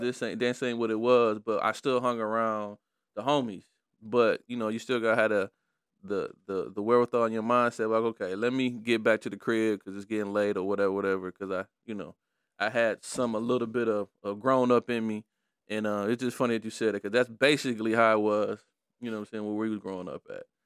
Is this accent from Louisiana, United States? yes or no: no; Detroit, Michigan, United States; I was growing up in Brightmore